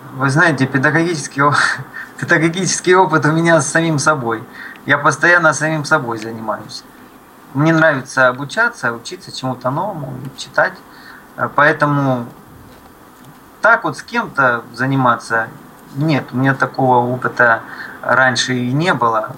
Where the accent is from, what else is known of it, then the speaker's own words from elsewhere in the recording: Luhansk, Luhansk Oblast, Ukraine; moved away; я родился в Луганске, на Донбассе.